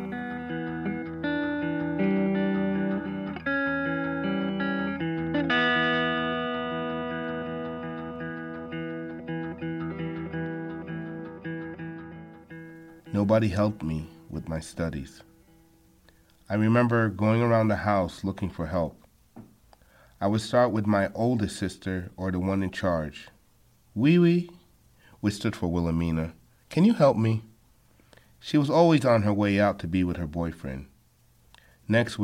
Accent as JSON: {"language": "English", "area": "Long Island", "region": "New York", "country": "United States", "tie": "born or raised there", "said": "I was born in Long Island, New York, in a Haitian family of five"}